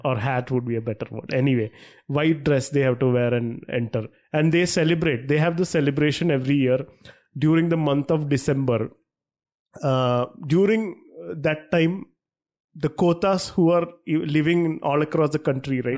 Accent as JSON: {"language": "English", "town": "Thrissur", "region": "Kerala", "country": "India", "said": "we are from Trishur"}